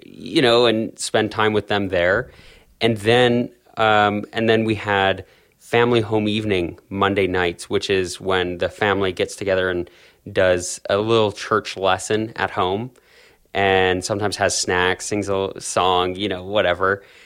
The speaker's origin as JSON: {"language": "English", "town": "Calgary", "region": "Alberta", "country": "Canada", "tie": "born or raised there", "said": "I was born and raised in South Calgary in, in Canada"}